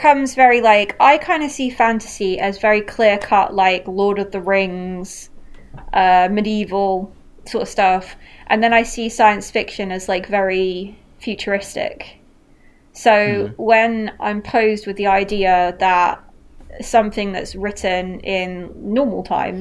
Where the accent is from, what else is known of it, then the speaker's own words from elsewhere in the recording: United Kingdom; we're British